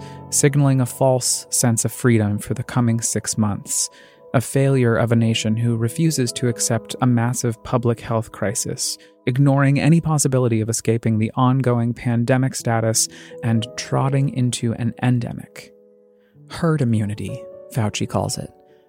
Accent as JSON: {"language": "English", "town": "Colorado Springs", "region": "Colorado", "country": "United States", "tie": "born or raised there", "said": "Colorado Springs, my hometown"}